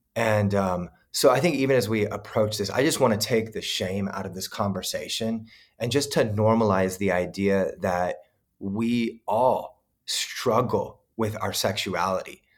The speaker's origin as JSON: {"language": "English", "region": "Southern California", "country": "United States", "tie": "born or raised there", "also_born_or_lived": "Kansas City, Missouri, United States / Hawaii, United States", "said": "I grew up here in Southern California, but I lived in the Midwest for sixteen years"}